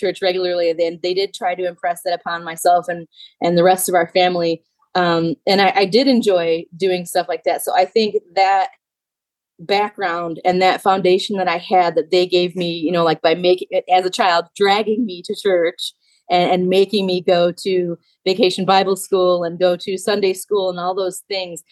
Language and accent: English; Illinois, United States; moved away; I'm from Illinois originally.